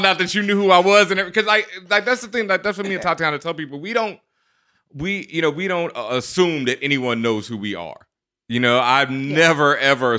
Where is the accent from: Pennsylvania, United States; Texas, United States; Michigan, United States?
Texas, United States; Houston; moved away; also born or lived in Brooklyn, New York; I'm from Houston